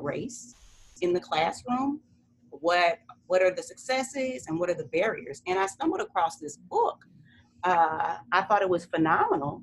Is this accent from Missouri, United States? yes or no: yes; St. Louis, Missouri, United States; moved away as an adult; now in Mississippi, United States; I taught high school English in St. Louis, Missouri, my hometown, for 9 years